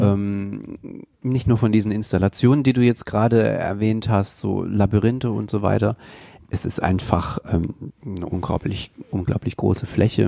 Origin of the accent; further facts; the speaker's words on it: eastern Germany, Germany; now in Mainz, Germany; Ich komme ja aus dem Osten Deutschlands